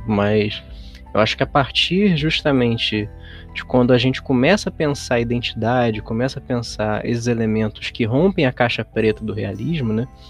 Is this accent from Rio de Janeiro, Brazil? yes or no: yes; Rio de Janeiro, Brazil; Eu sou carioca